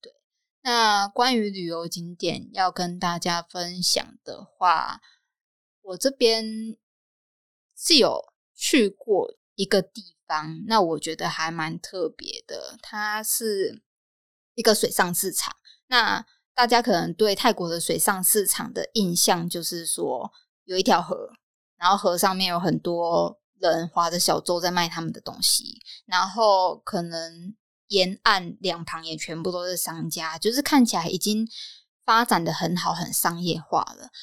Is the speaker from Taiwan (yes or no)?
yes; Taiwan; moved away as an adult; now in Thailand; 一直以来在台湾的生活 ，它虽然是我的家乡没有错